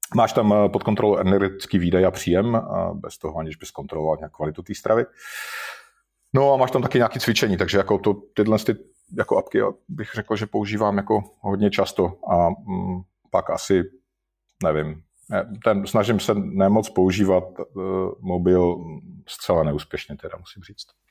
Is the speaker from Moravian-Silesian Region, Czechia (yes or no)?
yes; Moravian-Silesian Region, Czechia; já jsem ze Severní Moravy